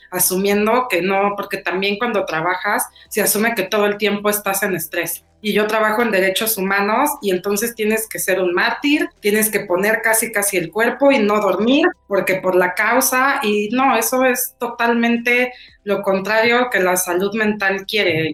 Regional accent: Chilanga, Mexico City, Mexico; chilanga también. Yo sí feliz chilanga

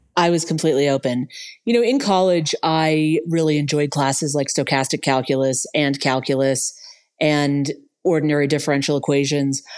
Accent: Los Angeles, California, United States; I grew up in West Los Angeles

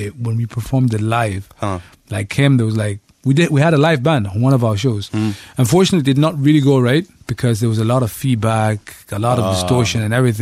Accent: Muscat, Oman; In Muscat? Yeah, Muscat.

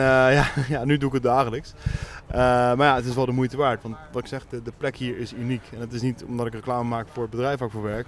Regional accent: The Hague, South Holland, Netherlands; Geboren en getogen in Den Haag.

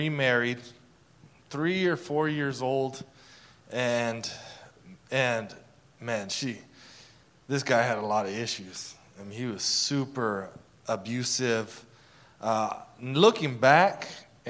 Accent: Casa Grande, Arizona, United States; I grew up in Casa Grande, Arizona.

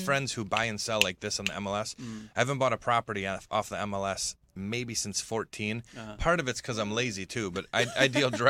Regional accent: Macomb Township, Michigan, United States; also born or lived in Grosse Pointe, Michigan; I grew up in Macomb Township, so very boring.

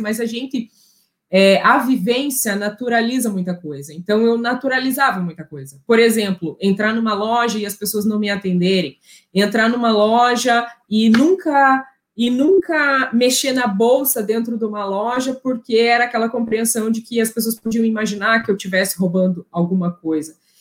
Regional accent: Curitiba, Paraná, Brazil; moved away as an adult; also born or lived in Cuneo, Italy / Brussels, Belgium; Eu sou curitibana, eu nasci aqui

